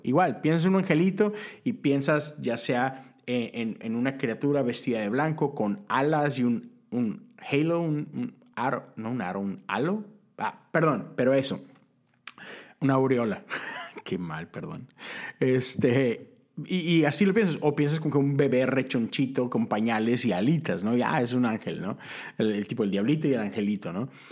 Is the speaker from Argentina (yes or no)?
no; Monterrey, Nuevo León, Mexico; now in Houston, United States; vivo en Texas, vivo en Houston, crecí en Monterrey, Nuevo León